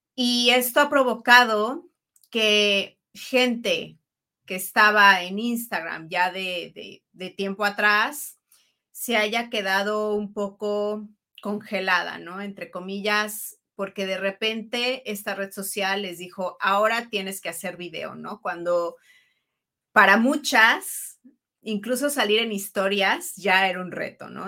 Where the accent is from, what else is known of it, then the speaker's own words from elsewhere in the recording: Mexico; also born or lived in Italy; soy mujer mexicana, italiana